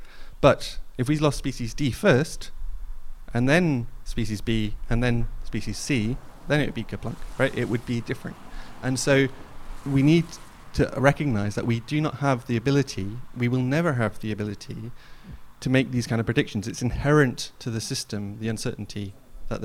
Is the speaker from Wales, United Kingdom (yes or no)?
yes; Snowdonia, Wales, United Kingdom; moved away; I grew up in Snowdonia, at the foot of the Ogwen Valley.